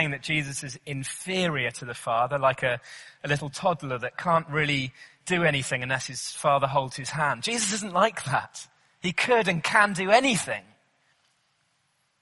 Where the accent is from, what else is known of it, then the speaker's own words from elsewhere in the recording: Cornwall, South West England, United Kingdom; I grew up in Cornwall, beautiful sunny southwest of England